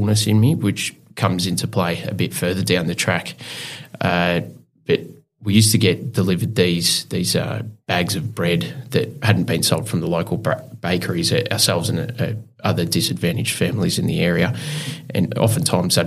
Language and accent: English; Clifton Springs, Victoria, Australia; also born or lived in Geelong; We grew up in a commission house, which was in Clifton Springs